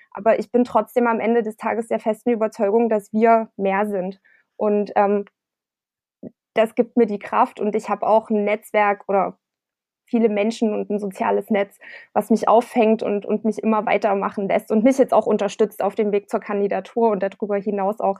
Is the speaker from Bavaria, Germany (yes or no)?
no; Klipphausen, Saxony, Germany; now in Dresden, Germany; Ich bin auf dem Land groß geworden, ähm, in der Gemeinde Klipphausen